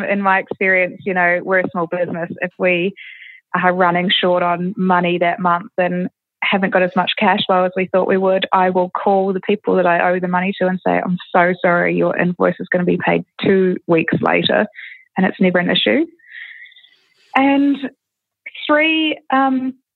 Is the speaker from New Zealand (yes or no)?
yes; New Zealand; I grew up in New Zealand